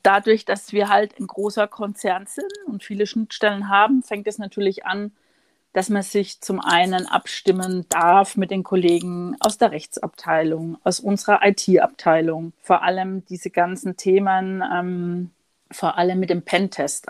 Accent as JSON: {"language": "German", "town": "Würzburg", "region": "Bavaria", "country": "Germany", "tie": "born or raised there", "moved": "yes", "lives_now": "Munich, Germany", "said": "in meiner Heimat Franken, ich bin ja gebürtige Würzburgerin"}